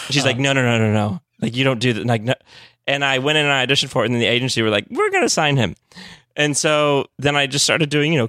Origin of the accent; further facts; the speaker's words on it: Texas, United States; moved away; I came from Texas